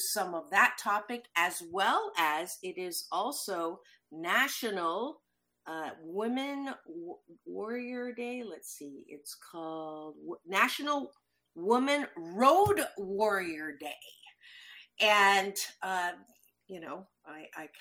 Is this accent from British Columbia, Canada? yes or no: no; Waterloo, Ontario, Canada; moved away; I was born in Waterloo, so I came back